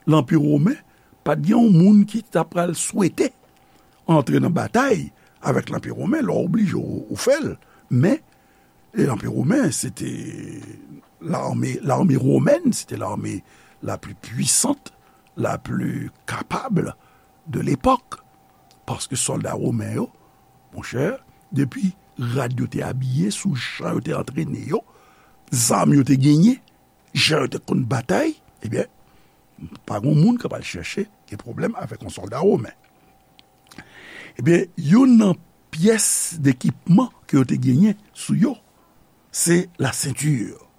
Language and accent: Haitian Creole; Haiti; peyi kote nou fet, Haiti